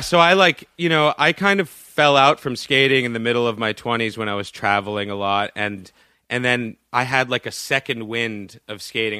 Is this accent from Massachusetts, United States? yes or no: yes; Boston, Massachusetts, United States; I grew up in Boston